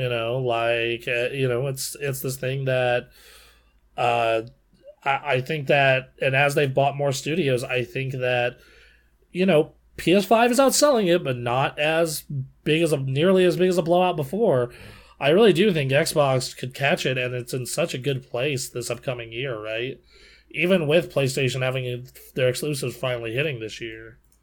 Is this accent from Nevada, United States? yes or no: yes; Nevada, United States; my home state